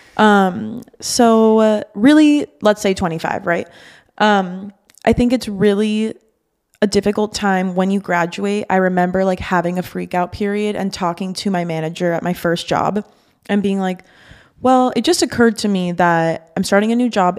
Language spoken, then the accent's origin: English; Miami, Florida, United States; also born or lived in Boston; I'm from Miami, was born and raised here